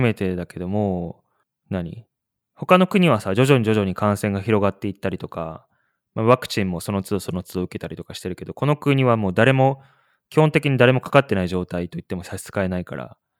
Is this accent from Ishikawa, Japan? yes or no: yes; Kanazawa, Ishikawa, Japan; moved away; 金沢出身だから石川県の